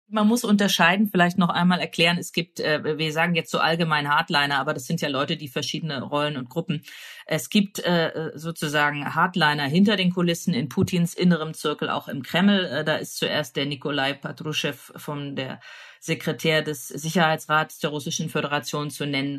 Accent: Germany; Ich komme ja auch aus der DDR

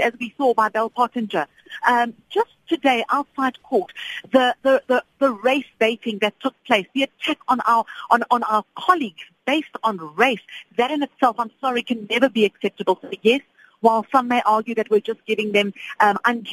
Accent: South Africa

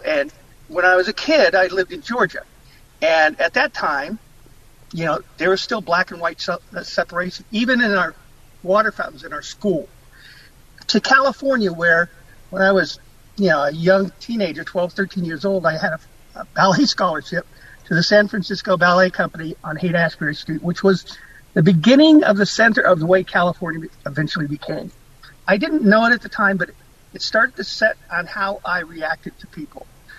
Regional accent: Okinawa, Japan; born there; it began when I was military dependent. I was born in Okinawa, and my father was in the military for 35 years.

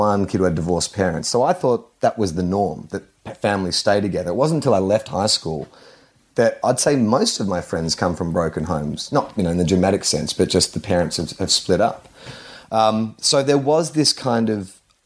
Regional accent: Melbourne, Victoria, Australia; I said, Brighton.

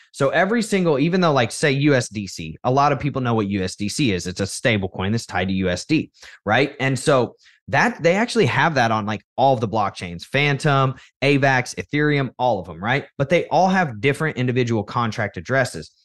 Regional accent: United States; what was expected of you as an American child

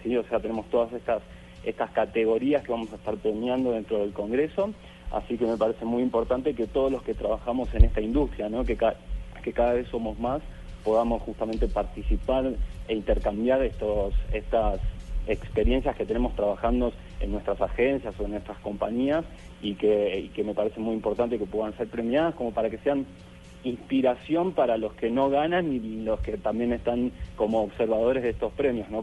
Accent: Argentina; yo soy de Argentina

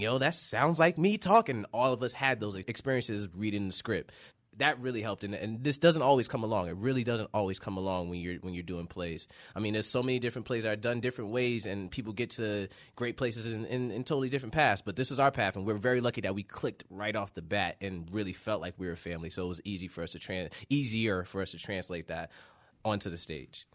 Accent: Yonkers, New York, United States; moved away; I'm from Yonkers, New York.

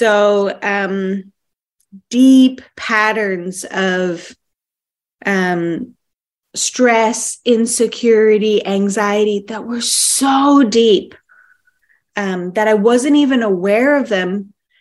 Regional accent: Canada; now in Western Australia, Australia; I'm Canadian born

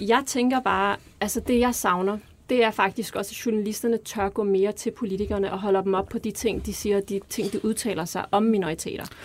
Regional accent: Denmark; Vi er vokset op her i Danmark, øh, kommer fra en anden kultur

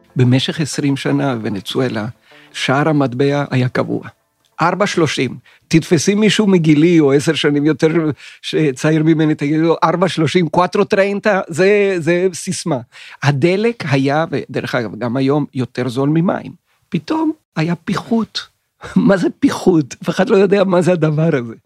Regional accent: Venezuela; moved away as an adult; also born or lived in Chile / Tel Aviv, Israel; now in Israel; נולדתי בצ'ילה, ב-1956, ואחרי שנתיים משפחתי עברה לוונצואלה, ואני גדלתי בוונצואלה בשנים 1958 עד 1977

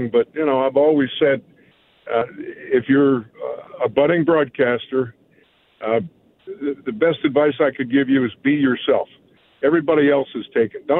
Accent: Pittsburgh, Pennsylvania, United States; growing up in Garfield, I could see the bright lights of Forbes Field on a summer night

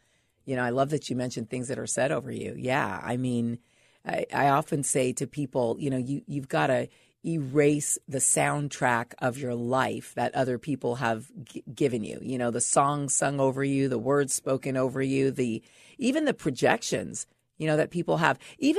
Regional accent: Los Angeles, California, United States; also born or lived in San Francisco / Bahamas; Well, I grew up mostly here in Los Angeles. Okay. Yeah. I mean, I was born in San Francisco. And then by high school, mm-hmm. we were living here. We lived in the Bahamas for a while when I was a young girl.

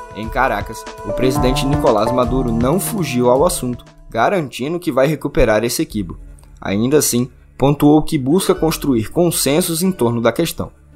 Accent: Rio Grande do Norte, Brazil; da minha terra, o Rio Grande do Norte

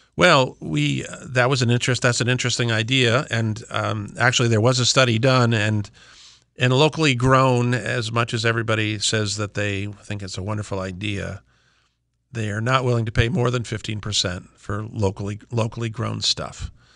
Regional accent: Simsbury, Connecticut, United States; I'm from Talbot Farm in West Simsbury. We are, we are, we have been in continuous family operation since seventeen sixty-eight

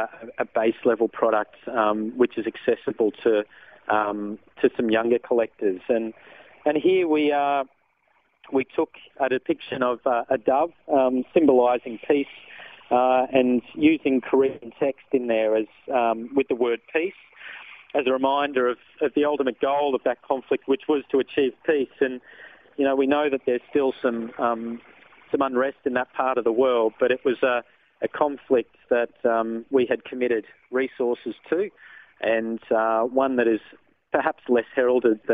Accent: Australia; we as an Australian society

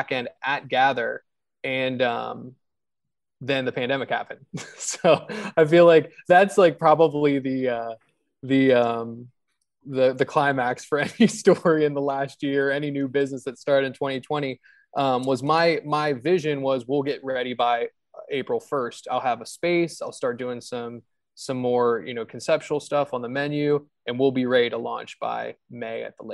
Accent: Hagerstown, Maryland, United States; also born or lived in Baltimore / Chicago; now in Richmond, United States; I'm from Hagerstown

